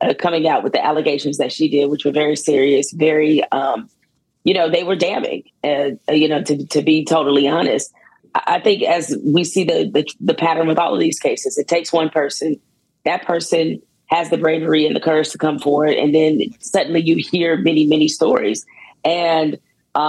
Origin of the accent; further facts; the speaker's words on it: Detroit, Michigan, United States; as a youngster growing up in Detroit